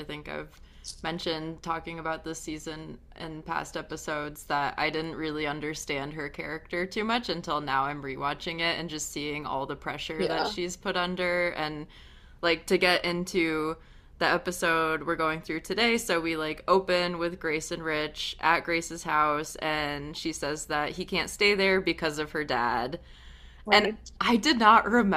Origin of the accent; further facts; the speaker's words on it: New England, United States; I grew up in New England